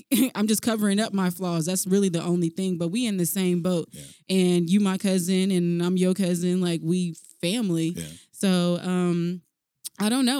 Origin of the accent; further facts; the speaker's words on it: Alaska, United States; I am from Alaska, my family, they all live in like Mississippi